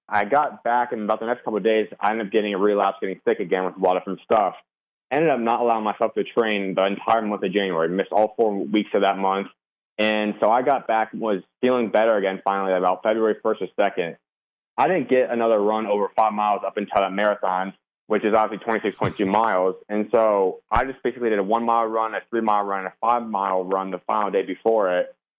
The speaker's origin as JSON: {"language": "English", "region": "Arizona", "country": "United States", "tie": "born or raised there", "said": "I grew up always born and raised Arizona"}